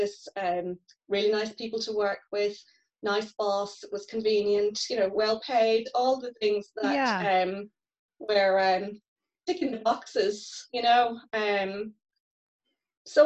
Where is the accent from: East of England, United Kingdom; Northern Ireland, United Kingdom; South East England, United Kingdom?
Northern Ireland, United Kingdom; moved away as an adult; also born or lived in Dublin; as you can probably tell from my accent, I'm from the north